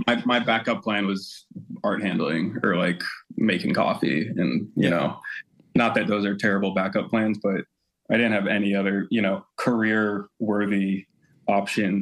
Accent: Sarasota, Florida, United States; I grew up in small town Sarasota, Florida

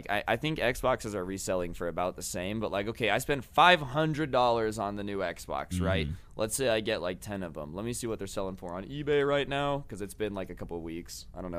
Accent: Las Vegas, Nevada, United States; I mean, you know, I would. I'm from Vegas.

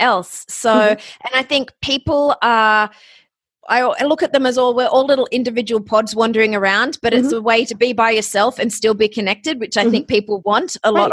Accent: Australia; also born or lived in Ohio; now in Los Angeles, United States; I am Australian.

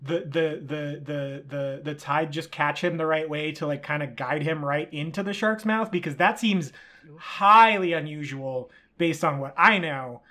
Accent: 2 hours from Morro Bay, California, United States; moved away; the beach that's closest to where I grew up, I grew up pretty inland

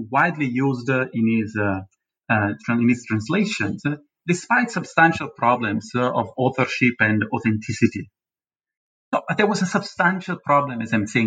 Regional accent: Naples, Campania, Italy; I was born in a neighborhood that was basically, from the 1990s, the neighborhoods of West African migrants, you know, Senegalese, Malians, Burkinabe, Ghanaians, etc., in the city, in Naples, my hometown

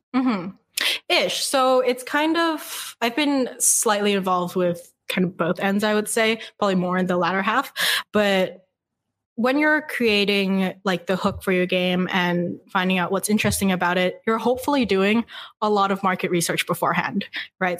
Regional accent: Vancouver, British Columbia, Canada; now in Montreal, Canada; I'm actually from Vancouver.

